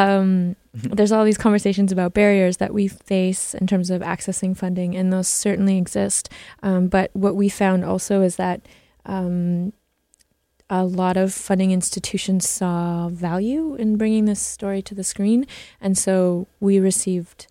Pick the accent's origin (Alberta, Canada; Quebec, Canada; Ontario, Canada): Alberta, Canada; Kainai, Blood Reserve, southern; also born or lived in Norway; now in Vancouver, Canada; I'm Blackfoot from Ghana or Kainai, the Blood Reserve in southern Alberta